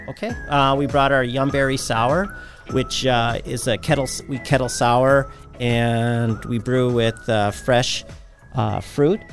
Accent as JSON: {"language": "English", "town": "Bismarck", "region": "North Dakota", "country": "United States", "tie": "born or raised there", "moved": "as an adult", "said": "I grew up here in Bismarck"}